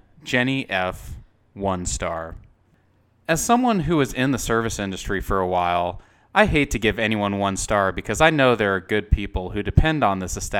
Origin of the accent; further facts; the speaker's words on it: Texas, United States; I ordered the steak medium rare because I'm a Texan and I respect the cow.